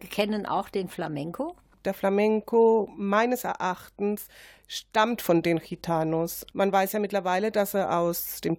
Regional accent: Bavaria, Germany; Also ich bin Bayer. Bayer bedeutet nicht Sinti, nicht Roma, sondern Europäerin.

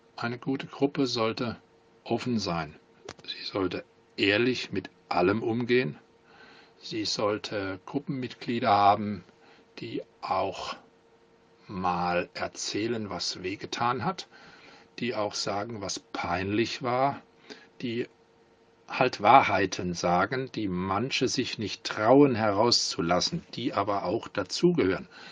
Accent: Langen, Hesse, Germany; Ich komme aus Langen, das liegt südlich von Frankfurt. Ich bin da geboren und habe eigentlich mein ganzes Leben hier verbracht

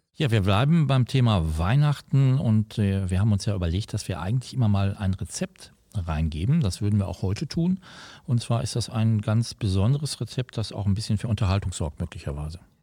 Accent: Gelsenkirchen, North Rhine-Westphalia, Germany; ich komme ja aus der Feldmark, das ist ja auch äh, ein Stadtteil

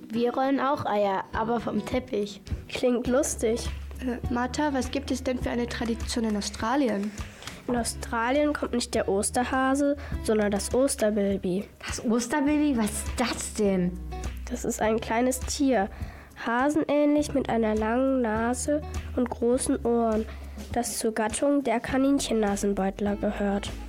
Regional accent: Cape Town, Western Cape, South Africa; moved away; Ich bin in Südafrika geboren. Und ich habe in Australien gelebt. Und mein Vater ist Grieche.

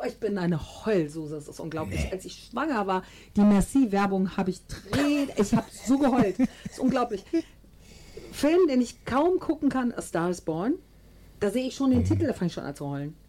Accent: Düsseldorf, North Rhine-Westphalia, Germany; bei uns in Düsseldorf

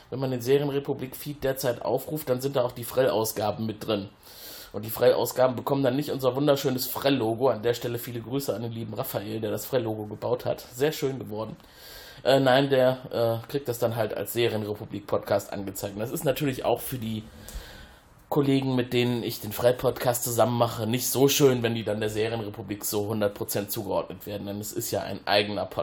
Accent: Cologne, North Rhine-Westphalia, Germany; Ja, als Kölner äh, verschlägt es einen manchmal auch in unsere freundliche Schwesterstadt ein Stück den Rhein abwärts.

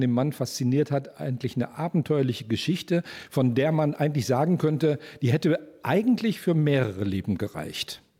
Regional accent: Moers, North Rhine-Westphalia, Germany; Ich bin gebürtiger Mörser, hier aufgewachsen

